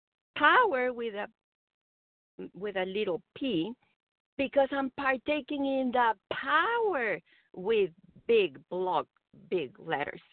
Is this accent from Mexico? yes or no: yes; Mexico; English is a second language; moved away; I'm a Mexican immigrant